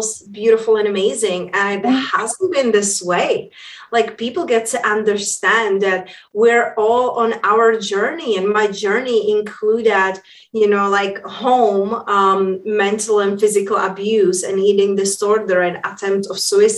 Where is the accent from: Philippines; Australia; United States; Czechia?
Czechia; moved away; also born or lived in London / Spain; when I was growing up in Europe, hence that's where my accent is from. I grew up in a small town in Czech Republic.